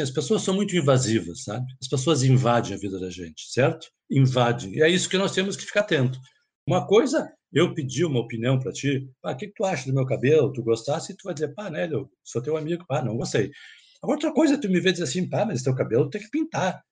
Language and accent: Portuguese; Porto Alegre, Rio Grande do Sul, Brazil; eu sou psiquiatra, sou psicoterapeuta, eu sou de Porto Alegre